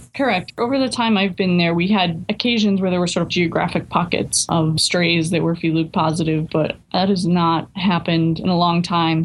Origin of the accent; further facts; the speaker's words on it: Newburyport, Massachusetts, United States; I grew up in Newburyport